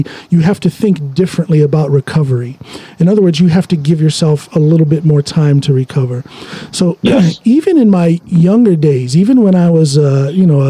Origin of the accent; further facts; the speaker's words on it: Ohio, United States; moved away; also born or lived in Chicago; I'm from Ohio, but I lived in Chicago for a while